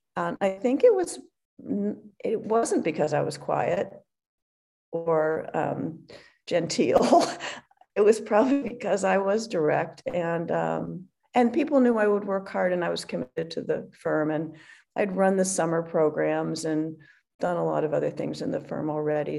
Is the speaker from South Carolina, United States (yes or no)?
no; Hinsdale, Illinois, United States; moved away; also born or lived in Philadelphia, Pennsylvania / Stanford, California; I was born in Philadelphia. Actually, uh, I moved to Chicago or Hinsdale um, in the fourth grade. So really, that's where I grew up